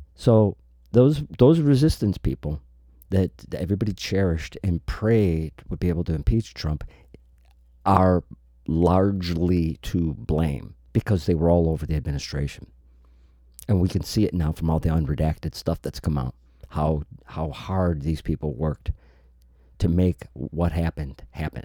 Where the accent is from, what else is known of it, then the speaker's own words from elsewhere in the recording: Chicago, Illinois, United States; I'm from the Chicago area, from the Midwest